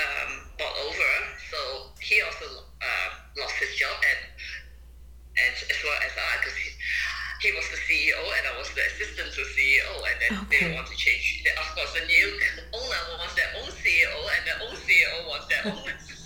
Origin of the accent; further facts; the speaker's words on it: Tokyo, Japan; born there; also born or lived in Macau; So I was born in Japan. My parents are from China.